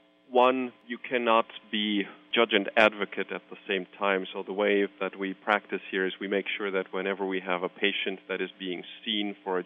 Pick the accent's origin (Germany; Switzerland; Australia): Switzerland; You know, I hail originally from Switzerland, and there is no such thing as aerospace medicine as a specialty in Switzerland.